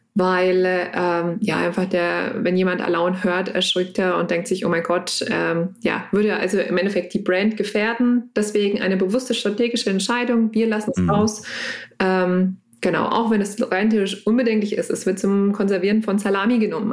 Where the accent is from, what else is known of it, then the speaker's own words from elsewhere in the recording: Lower Franconia, Bavaria, Germany; komme gebürtig aus Unterfranken und immer noch in Unterfranken geblieben